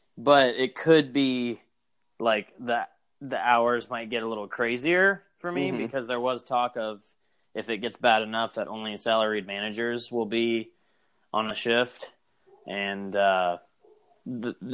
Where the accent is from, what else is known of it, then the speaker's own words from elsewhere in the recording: United States; I'm an American